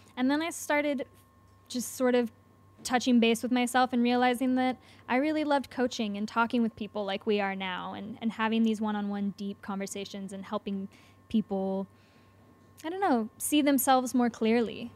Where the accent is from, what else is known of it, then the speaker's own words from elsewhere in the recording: Nevada City, California, United States; also born or lived in Los Angeles; I grew up in California.